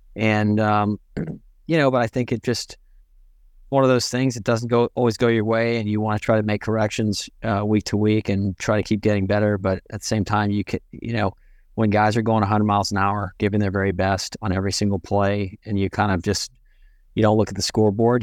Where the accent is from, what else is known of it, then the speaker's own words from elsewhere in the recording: Pearland, Texas, United States; also born or lived in England; my Pearland, uh, it's the town I'm from outside of Houston